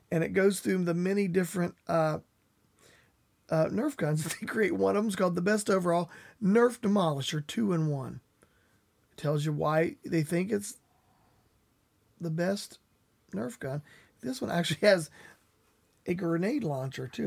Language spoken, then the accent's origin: English; West Virginia, United States; I grew up in West Virginia.